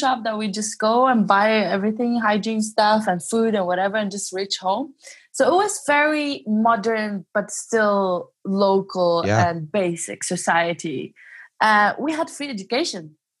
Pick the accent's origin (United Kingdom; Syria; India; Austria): Syria; moved away as an adult; also born or lived in Greece; now in Germany; Growing up in Syria, I think one of the best things that ever happened to me, not because I'm Syrian, because the person who I am right now, what I represent and the way I represent it is because I was born there and I grew up there.